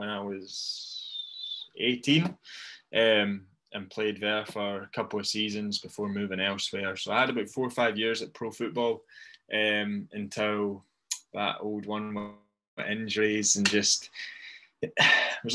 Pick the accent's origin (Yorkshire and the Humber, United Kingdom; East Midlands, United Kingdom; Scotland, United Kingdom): Scotland, United Kingdom; Dunfermline; I'm from Dunfermline